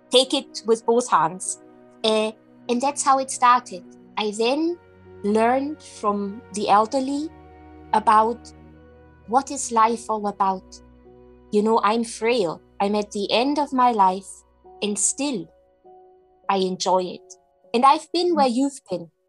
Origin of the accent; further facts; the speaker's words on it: Germany; English is a second language; moved away as an adult; now in Scotland; I was very young, I was in my early 20s. And um, yeah, I moved country. I moved from Germany to Scotland